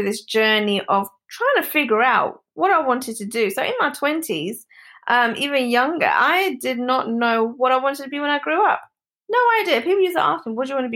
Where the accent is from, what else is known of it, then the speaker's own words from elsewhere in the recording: London, United Kingdom; I'm born and brought up in London. So I am totally a Londoner